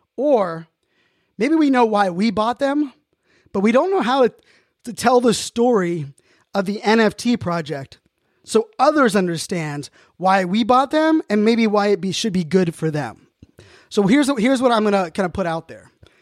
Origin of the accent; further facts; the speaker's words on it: Pittsburgh, Pennsylvania, United States; I know most of you know I'm a proud Pittsburgh Steeler, Pittsburgh sports fan, born and raised in Pittsburgh.